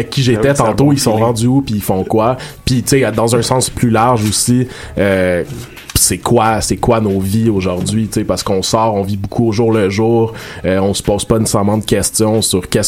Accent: Montreal, Quebec, Canada; je suis né à Montréal puis que j'ai vécu plus

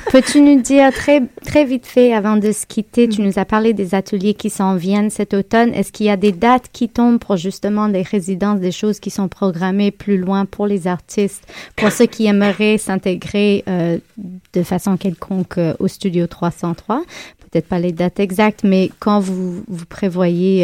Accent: Montreal, Quebec, Canada; ici, chez nous, à Montréal

